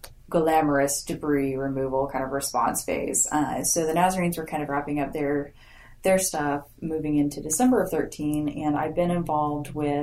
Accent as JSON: {"language": "English", "town": "Grand Prairie", "region": "Texas", "country": "United States", "tie": "born or raised there", "also_born_or_lived": "Oklahoma", "moved": "as an adult", "lives_now": "Oklahoma City, United States", "said": "I grew up in the Dallas area, kind of Grand Prairie. It's a little suburb there. And came up here for school"}